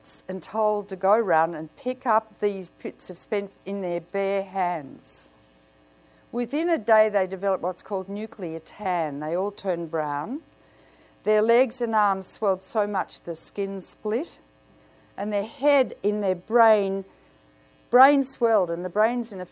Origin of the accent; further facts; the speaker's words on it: Australia; I come from Australia